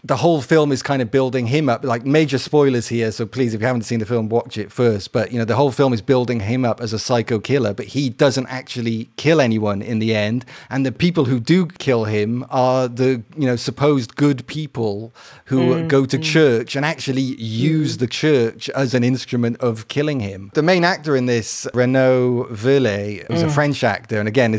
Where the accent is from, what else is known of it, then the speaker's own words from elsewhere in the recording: Wales, United Kingdom; In Wales.